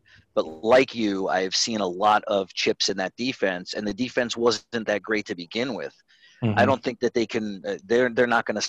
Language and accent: English; Connecticut, United States; when I moved down here to the Carolinas from – I was from Connecticut. I was a Yankee fan.